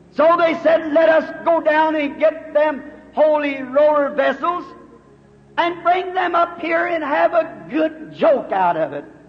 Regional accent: United States; I'm an American

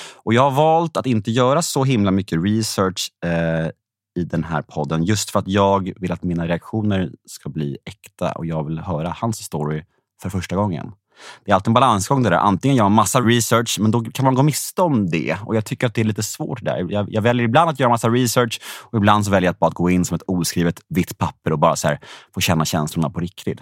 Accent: Värmdö, Stockholm County, Sweden; Jag var uppvuxen på Värmdö

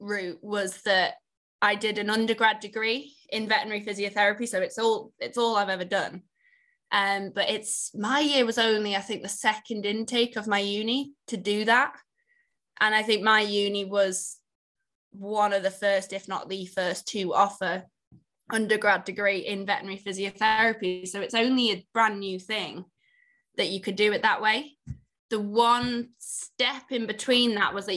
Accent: Isle of Man; moved away; I'm from the Isle of Man originally, so I grew up on a farm there

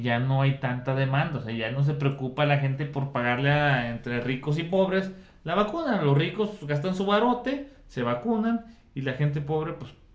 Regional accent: Mexico

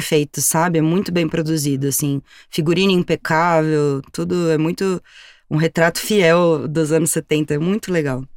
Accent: São Paulo, Brazil; eu também vim da periferia de São Paulo, eu também sou da Zona Sul

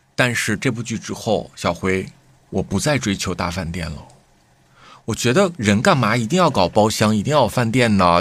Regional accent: Harbin, Heilongjiang, China; 我们哈尔滨人啊，就是很喜欢买衣服

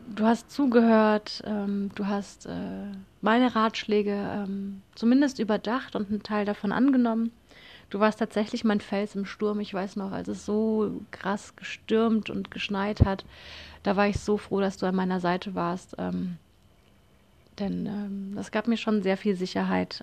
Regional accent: Konstanz, Baden-Württemberg, Germany; ich bin von Konstanz, also meiner Heimatstadt

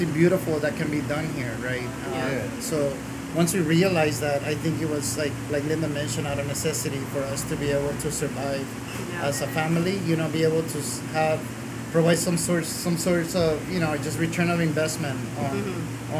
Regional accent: Guatemala; I was born in Guatemala.

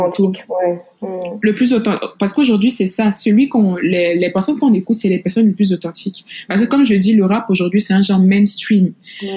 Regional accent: Côte d’Ivoire; je suis ivoirienne, naturellement

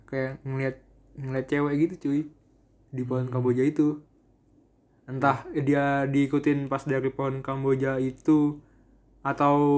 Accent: Magelang, Central Java, Indonesia; Gue gue Magelang

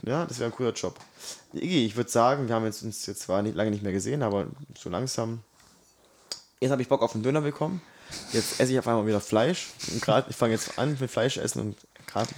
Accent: Swabia, Baden-Württemberg, Germany; ich bin ja Schwabe durch und durch

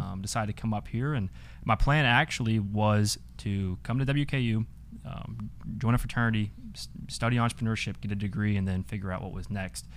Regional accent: Atlanta, Georgia, United States; moved away as an adult; now in Bowling Green, United States; I'm a out-of-state kid, I'm from Atlanta

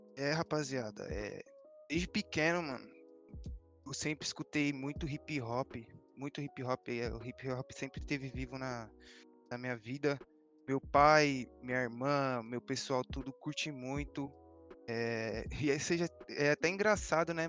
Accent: São Paulo, Brazil; Sou da Zona Leste aqui, moro do lado da casa do Feb, praticamente

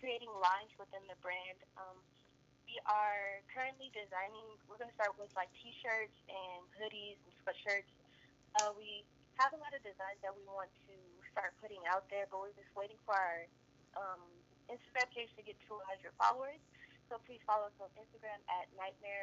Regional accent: San Francisco, California, United States; I am from the Bay Area, San Francisco, California

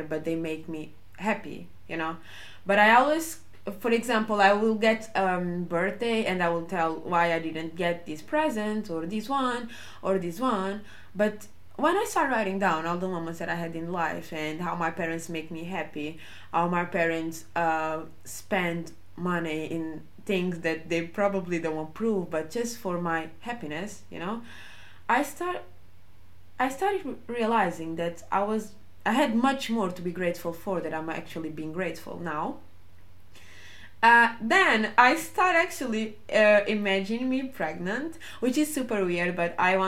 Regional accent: Portugal; I was growing up in Portugal

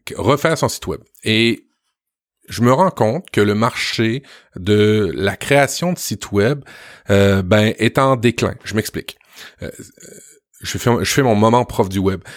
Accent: Quebec, Canada; chez nous au Québec

